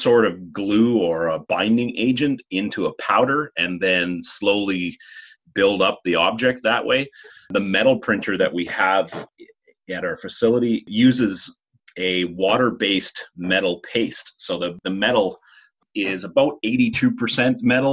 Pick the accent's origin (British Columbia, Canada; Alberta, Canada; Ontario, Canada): British Columbia, Canada; Rossland; also born or lived in Vancouver; I grew up in Rosslyn, which is another small community near where the college is.